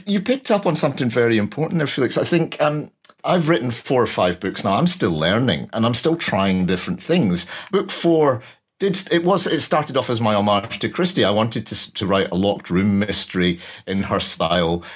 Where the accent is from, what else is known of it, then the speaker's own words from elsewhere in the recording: Glasgow, Scotland, United Kingdom; I'm from Glasgow